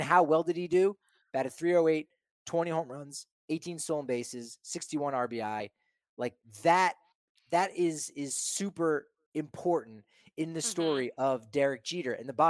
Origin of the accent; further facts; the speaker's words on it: Northeast, United States; moved away as an adult; growing up in the Northeast